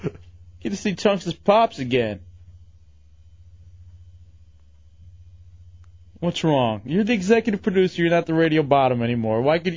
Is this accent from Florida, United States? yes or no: no; Fowlerville, Michigan, United States; That was, again, just growing up in Fowlerville.